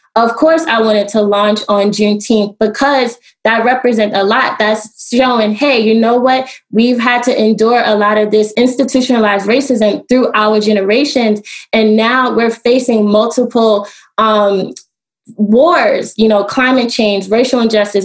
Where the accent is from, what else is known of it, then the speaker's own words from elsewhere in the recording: New York City, New York, United States; also born or lived in Washington, D.C.; now in Baltimore, United States; I am from Brooklyn and I do live in Baltimore